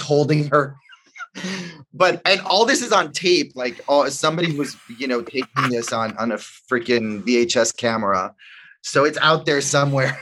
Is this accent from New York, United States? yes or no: yes; New York City, New York, United States; also born or lived in The Bronx; I grew up in, in Washington Heights and I went to high school in the Bronx